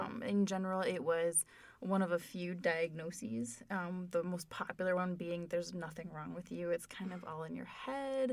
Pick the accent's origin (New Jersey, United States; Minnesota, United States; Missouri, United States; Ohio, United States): Minnesota, United States; I am from Minnesota